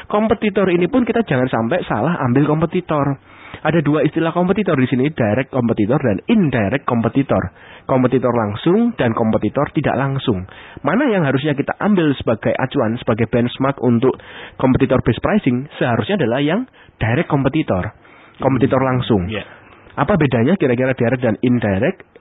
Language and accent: Indonesian; Surabaya, East Java, Indonesia; Ya memang saya orang Surabaya dan mengakuinya.